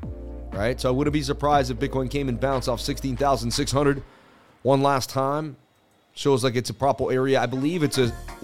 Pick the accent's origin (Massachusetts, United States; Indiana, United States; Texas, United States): Massachusetts, United States; Boston; I'm from Boston